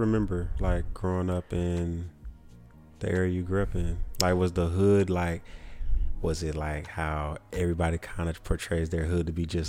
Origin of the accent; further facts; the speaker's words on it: Charlotte, North Carolina, United States; also born or lived in Riverside, California; I'm a kid who was raised in Charlotte, but I was born in Riverside, California.